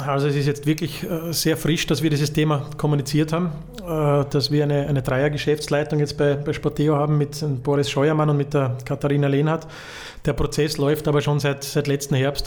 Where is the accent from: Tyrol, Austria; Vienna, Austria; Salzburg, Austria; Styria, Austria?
Vienna, Austria; now in Vorarlberg, Austria; für mich als Wiener